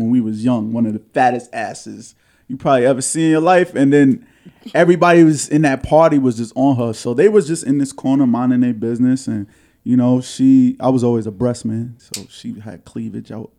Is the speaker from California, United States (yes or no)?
no; New York City, New York, United States; an insecure young man growing up in Harlem